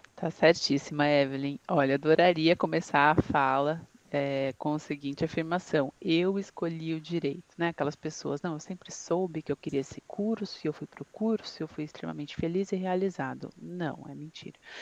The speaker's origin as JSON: {"language": "Portuguese", "town": "São Bernardo do Campo", "region": "São Paulo", "country": "Brazil", "also_born_or_lived": "Franca, São Paulo", "said": "Eu sou de São Bernardo do Campo, ABC Paulista"}